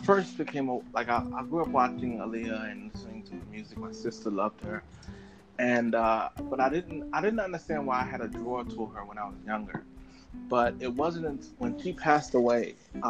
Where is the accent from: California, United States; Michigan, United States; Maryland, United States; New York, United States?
New York, United States; Long Island; now in Georgia, United States; Well, I'm in Georgia, in America.